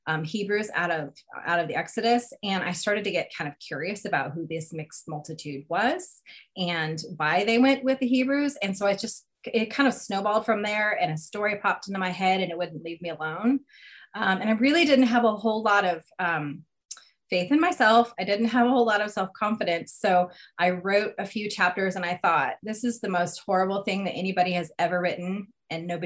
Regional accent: Spokane, Washington, United States; also born or lived in North Carolina / Utah / Seattle; We lived in North Carolina for a while, and Utah, and Seattle. Um, we're actually originally from Spokane, Washington

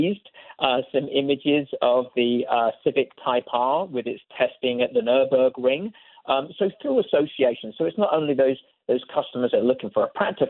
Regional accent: United Kingdom; now in United States; you and I being British expats

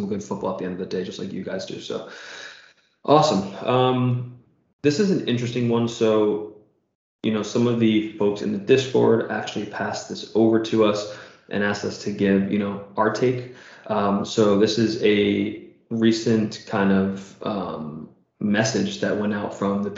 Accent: United States; as an American

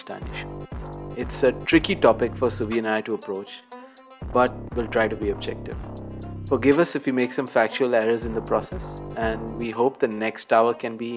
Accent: Karachi, Sindh, Pakistan; from Karachi, Pakistan.

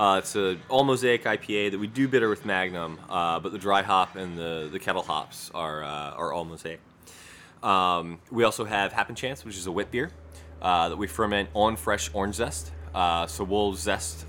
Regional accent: Baltimore, Maryland, United States; also born or lived in Pasadena, Maryland / Essex, Maryland / Catonsville, Maryland; grew up kind of all around Baltimore, Pasadena, Essex, uh, mm-hmm. Catonsville.

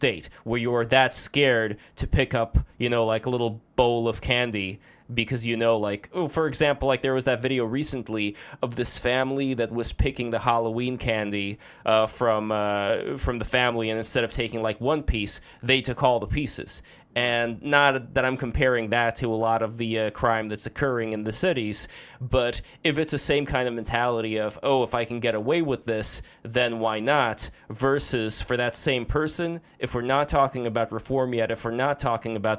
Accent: Russia; moved away; me growing up in Russia

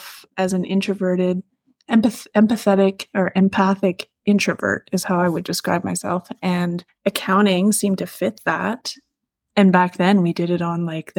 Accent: Arnprior, Ontario, Canada; I grew up in Arm Prior

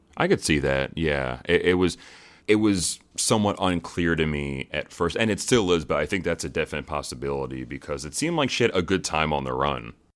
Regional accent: United States; Being an American

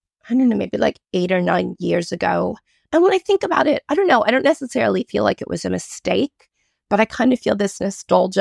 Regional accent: United States; moved away as an adult; now in Australia; I've been living in Australia for almost 20 years, but I grew up in America in the 90s.

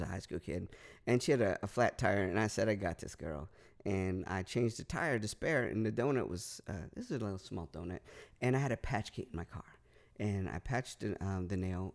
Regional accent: Northern California, United States; also born or lived in Los Angeles, California / North Carolina; We moved from Southern to Northern California

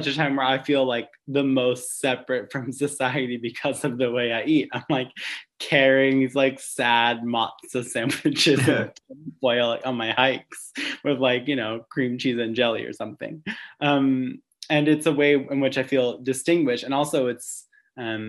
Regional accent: Long Island, New York, United States; now in New York City, United States; I grew up in Long Island

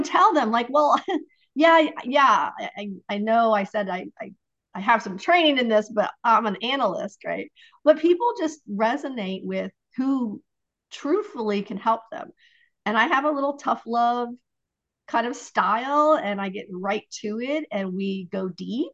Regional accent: Ohio, United States; I'm from Ohio

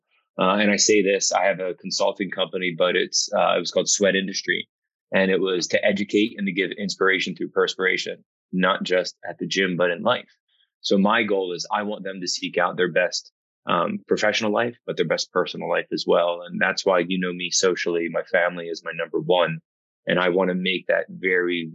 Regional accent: New Jersey, United States; I'm from South Jersey, so it was very nice for me to be able to jump over the bridge

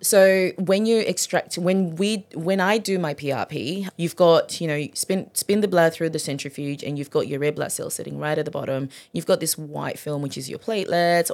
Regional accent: Zimbabwe; also born or lived in Gold Coast, Queensland, Australia; now in Maryborough, Australia; I'm originally from Zimbabwe.

